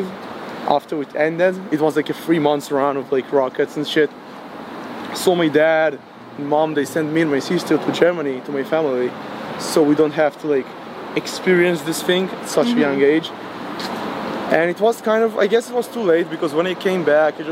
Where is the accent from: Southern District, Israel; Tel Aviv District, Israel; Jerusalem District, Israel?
Southern District, Israel; Ashdod; also born or lived in Rehovot; I was born and raised in Ashdod.